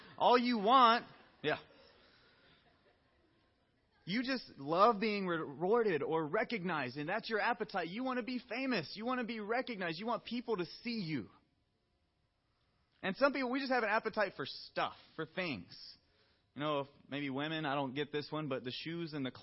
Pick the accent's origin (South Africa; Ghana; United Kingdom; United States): United States; the South; I'm from the South